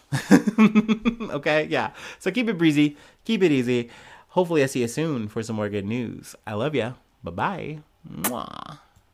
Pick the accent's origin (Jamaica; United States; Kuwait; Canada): United States; I'm an American myself